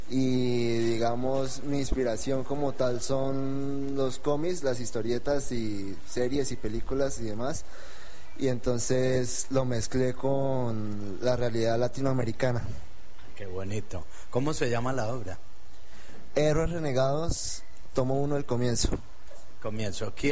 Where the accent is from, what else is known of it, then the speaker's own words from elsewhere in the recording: Espinal, Tolima, Colombia; tengo 24 años, soy del Espinal Tolima y he escrito mi primer libro